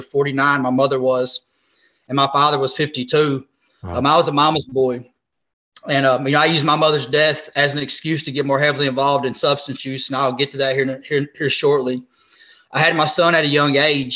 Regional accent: Southeast Missouri, United States; moved away as an adult; now in Jacksonville, United States; originally I'm from Southeast Missouri. I now reside here in Jacksonville, North Carolina with my wife.

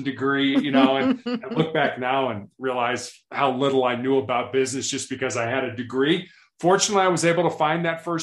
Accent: Chicago, Illinois, United States; also born or lived in Atlanta, Georgia / Columbus, Ohio / Charleston, South Carolina / Santa Barbara, California; now in Denver, United States; I born and raised in Chicago

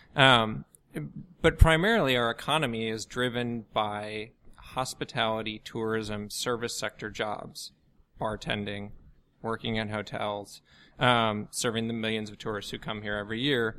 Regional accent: outside Chicago, Illinois, United States; moved away as an adult; also born or lived in Washington, D.C. / New York / Massachusetts; now in New Orleans, United States; I grew up outside Chicago

